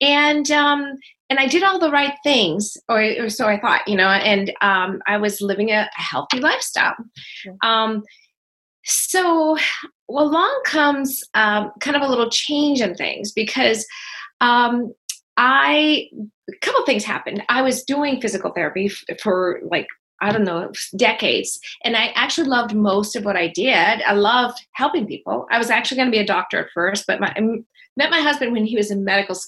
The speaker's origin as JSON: {"language": "English", "town": "Berlin", "region": "New Hampshire", "country": "United States", "tie": "born or raised there", "moved": "yes", "lives_now": "California, United States", "said": "I grew up in Berlin, New Hampshire"}